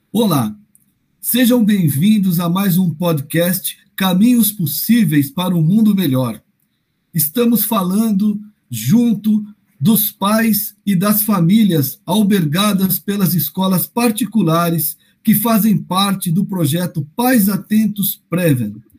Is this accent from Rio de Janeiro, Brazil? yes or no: no; São Paulo, Brazil; Eu sou de Arthur Alvim, Flávio, somos vizinhos de infância